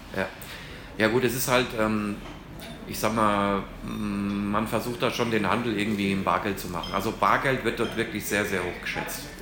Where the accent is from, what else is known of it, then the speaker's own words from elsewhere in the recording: Hesse, Germany; moved away as an adult; now in Panama; bei uns in Hessen